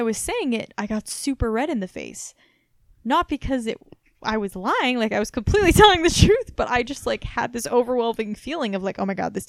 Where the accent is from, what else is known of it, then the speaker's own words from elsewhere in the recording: Missouri, United States; moved away; also born or lived in Massachusetts; I'm from Missouri, but I've actually lived all over Massachusetts.